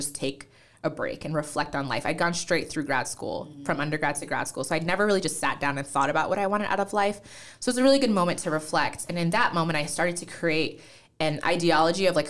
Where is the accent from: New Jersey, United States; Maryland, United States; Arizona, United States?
New Jersey, United States; accent: American; also born or lived in Nigeria; that's how I ended up in the U.S. And then we grew up in New Jersey. So I'm a Jersey girl